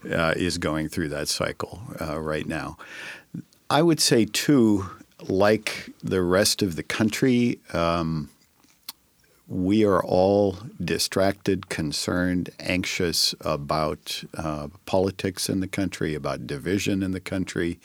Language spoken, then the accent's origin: English; Northern California, United States; moved away as an adult; also born or lived in Sacramento / San Francisco; now in Tacoma, United States; I grew up in Northern California, so I lived it and breathed it in Sacramento, San Francisco for eighteen years